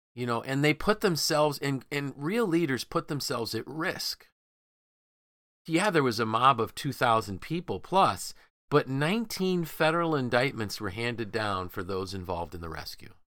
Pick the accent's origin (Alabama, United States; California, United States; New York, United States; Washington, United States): New York, United States; Syracuse; growing up in Syracuse